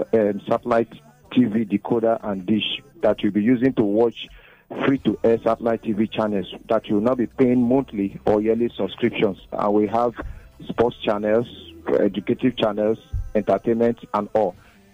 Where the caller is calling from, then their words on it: Lagos, Nigeria; I'm calling you from Lasso Igondo Road here in Lagos.